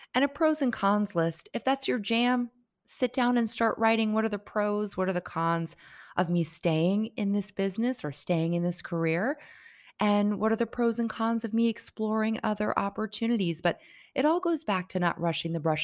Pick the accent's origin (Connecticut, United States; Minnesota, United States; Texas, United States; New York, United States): Connecticut, United States; moved away as an adult; now in Barbados; I grew up in Connecticut, went to school in Connecticut